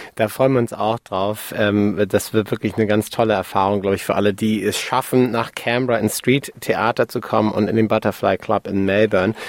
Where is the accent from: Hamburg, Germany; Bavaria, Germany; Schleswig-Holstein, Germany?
Hamburg, Germany; ich bin Hamburger Jung